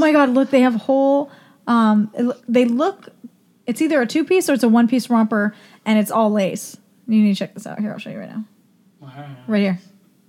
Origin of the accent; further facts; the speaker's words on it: Sacramento, California, United States; I grew up in Sacramento's pretty diverse area.